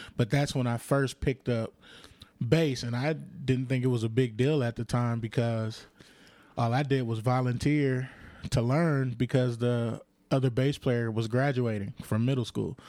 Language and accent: English; Compton, California, United States; also born or lived in Lynwood, California / South Central Los Angeles; I was born in Linwood and then raised in Compton